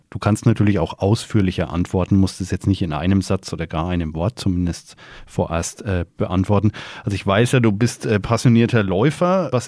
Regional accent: Bamberg, Bavaria, Germany; Bamberg ist für mich. In erster Linie natürlich meine Heimat.

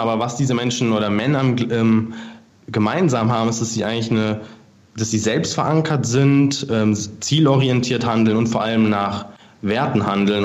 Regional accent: Frankfurt, Hesse, Germany; moved away as an adult; now in Munich, Germany; Ich komme ursprünglich aus Frankfurt

